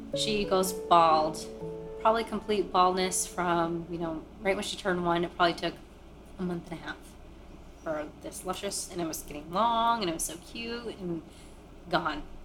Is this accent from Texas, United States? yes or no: no; Maine, United States; born or raised there; also born or lived in Kolkata, India